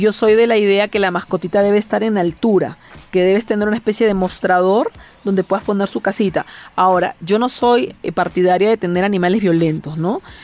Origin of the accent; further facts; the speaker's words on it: Peru; yo hago Feng Shui en mi país